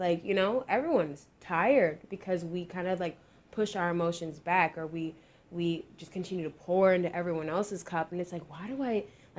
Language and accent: English; Jamaica; because we bicker, we're Jamaican, you know, we be going back and forth.